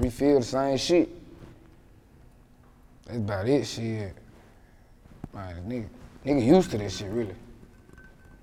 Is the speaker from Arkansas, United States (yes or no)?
yes; West Memphis, Arkansas, United States; I'm from West Memphis. Like, it's like 3-4 minutes from Memphis.